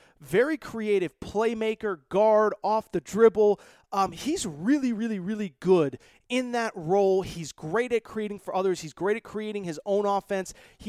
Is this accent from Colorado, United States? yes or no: no; Hartford suburbs, Connecticut, United States; I'm from Connecticut, grew up in the Hartford suburbs, and the University of Hartford is about 10 minutes from where I grew up.